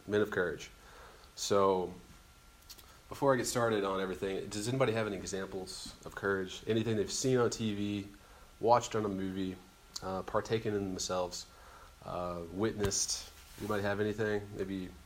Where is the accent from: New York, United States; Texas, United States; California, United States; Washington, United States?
Texas, United States; Mesquite; I'm from Mesquite, Texas, down the road a little ways, a couple hours